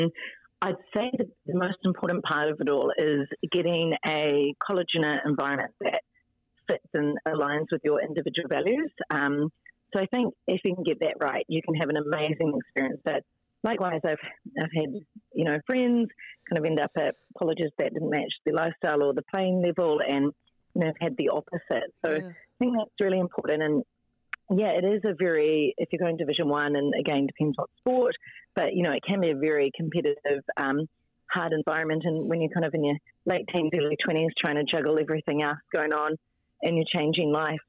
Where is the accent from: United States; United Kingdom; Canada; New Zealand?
New Zealand; Auckland; also born or lived in Hong Kong; I'm an Aucklander, North Shore girl. So, yep. So, done all my years here, but obviously been away for the past 8 years.